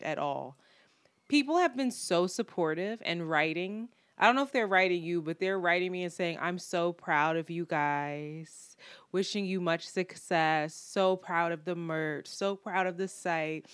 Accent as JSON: {"language": "English", "town": "Philadelphia", "region": "Pennsylvania", "country": "United States", "said": "I am from Philadelphia"}